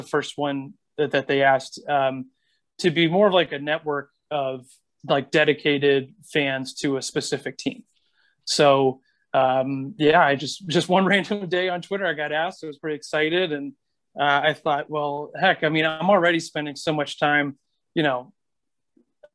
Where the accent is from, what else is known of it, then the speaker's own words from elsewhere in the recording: North Carolina, United States; also born or lived in Washington, D.C.; now in Colorado, United States; So I moved here from Washington, D.C. and grew up in North Carolina